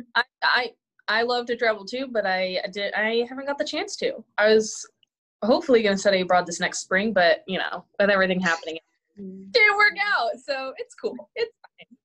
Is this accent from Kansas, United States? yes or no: yes; Emporia, Kansas, United States; ESU, which is kind of my hometown area